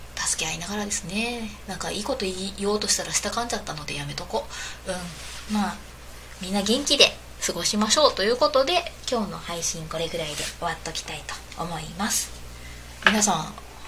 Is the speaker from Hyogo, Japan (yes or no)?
no; southern Osaka, Japan; accent: Kansai dialect; moved away; 大阪の南の方の出身